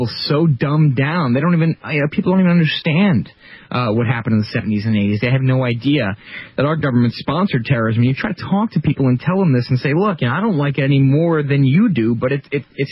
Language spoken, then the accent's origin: English; United States; I'm an American